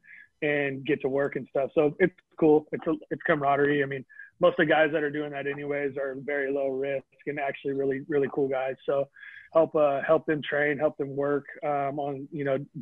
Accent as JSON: {"language": "English", "town": "Vacaville", "region": "California", "country": "United States", "tie": "born or raised there", "said": "my hometown's Vacaville. We have a prison here"}